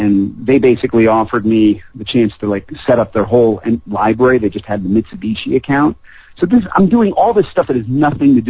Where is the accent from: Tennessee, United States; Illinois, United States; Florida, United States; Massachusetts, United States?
Massachusetts, United States; Longmeadow; also born or lived in Springfield, Massachusetts / Indian Orchard, Massachusetts; I was born in Springfield, Massachusetts. We lived in a place called Indian Orchard for a while, then we moved to Longmeadow, Massachusetts